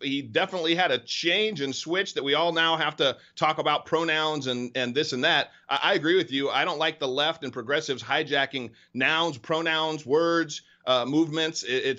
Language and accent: English; Northern California, United States; Well, I'm a California kid. I was born and raised in Northern California, spent some time down in Southern California, love this state